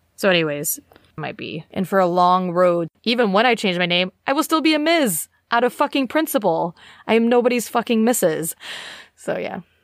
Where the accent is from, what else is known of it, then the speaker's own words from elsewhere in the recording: United States; now in United Kingdom; as an American citizen